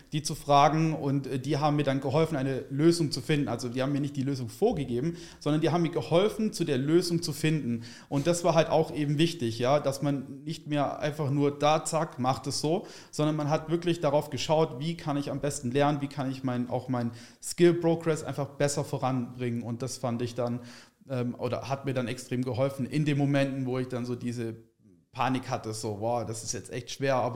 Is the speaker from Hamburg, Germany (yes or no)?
no; Baden-Württemberg, Germany; ich komme aus der Richtung vom äh, Stuttgart, aus dem